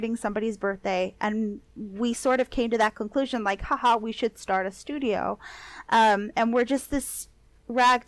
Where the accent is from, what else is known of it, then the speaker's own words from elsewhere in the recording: Los Angeles, California, United States; I grew up in East